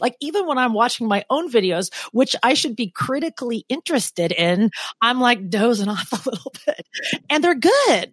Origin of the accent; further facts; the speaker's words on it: Portland, Oregon, United States; moved away as an adult; now in New York, United States; I'm from Portland, and Portland is just such an easy place to be.